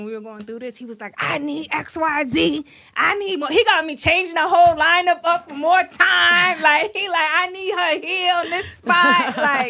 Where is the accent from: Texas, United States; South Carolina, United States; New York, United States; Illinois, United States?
New York, United States; New York City; I'm from the Bronx.